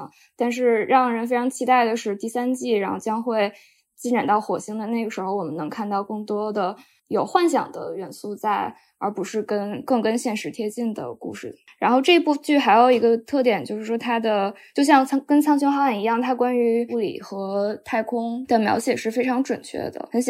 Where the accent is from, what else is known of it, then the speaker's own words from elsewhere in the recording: China; 我们作为中国人，或者美国人作为美国人，他们应该怎么去思考两个世界上最大国家之间的可能的利益的冲突？